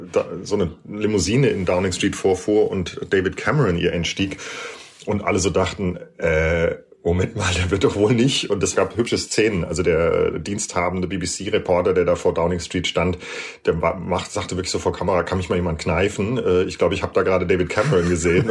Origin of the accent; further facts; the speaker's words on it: Germany; now in United Kingdom; bei uns in Deutschland